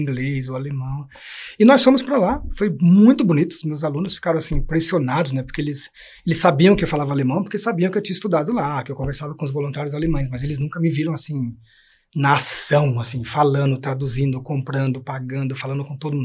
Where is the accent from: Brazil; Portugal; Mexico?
Brazil; São Paulo; also born or lived in Germany; levar 17 jovens da comunidade onde eu nasci e onde depois eu trabalhei como educador